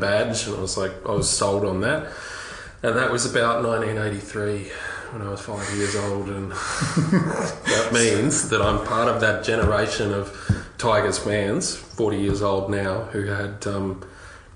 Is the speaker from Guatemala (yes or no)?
no; Melbourne, Victoria, Australia; I'm from the southeastern suburbs.